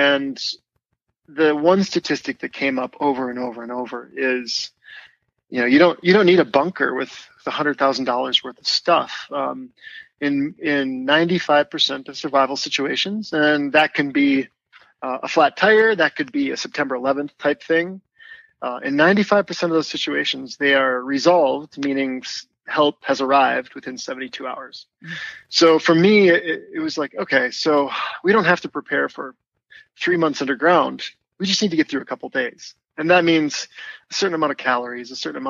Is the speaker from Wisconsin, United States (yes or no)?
yes; Wisconsin, United States; moved away; also born or lived in Minneapolis; I grew up in Wisconsin on a dairy farm